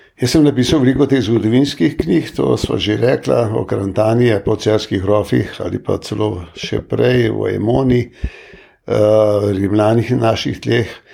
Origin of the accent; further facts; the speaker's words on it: Slovenia; smo se Slovenci